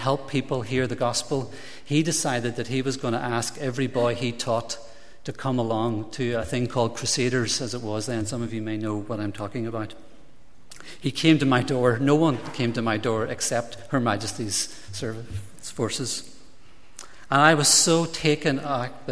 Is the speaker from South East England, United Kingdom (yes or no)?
no; Derry, Northern Ireland, United Kingdom; I grew up in Shantallow in Derry in a nationalist-involved family